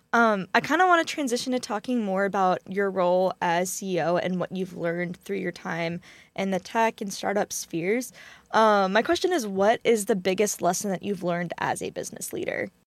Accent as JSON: {"language": "English", "region": "Texas", "country": "United States", "tie": "born or raised there", "said": "my home state of Texas"}